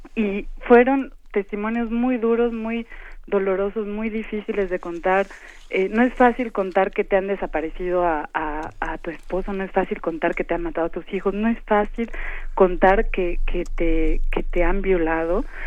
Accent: Chiapas, Mexico; soy chiapaneca

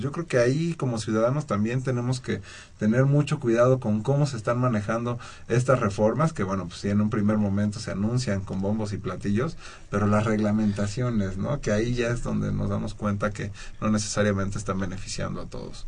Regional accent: Mexico; nosotros como mexicanos

